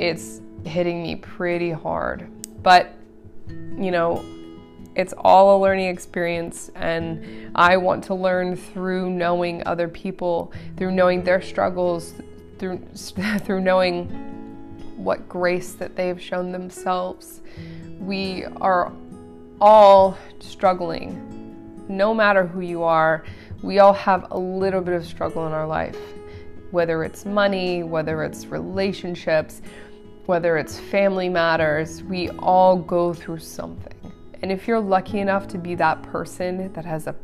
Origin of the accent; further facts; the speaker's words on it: Aurora, Colorado, United States; I was born in Aurora, Colorado.